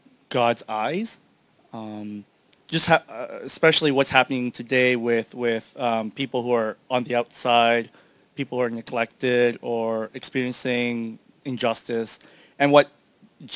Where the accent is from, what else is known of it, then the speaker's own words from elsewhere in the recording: Canada; I'm from Canada